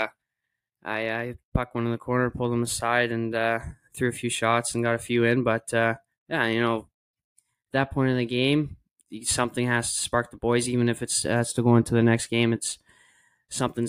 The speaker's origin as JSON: {"language": "English", "town": "Winnipeg", "region": "Manitoba", "country": "Canada", "tie": "born or raised there", "moved": "as an adult", "lives_now": "Israel", "said": "Winnipeg, with my hometown"}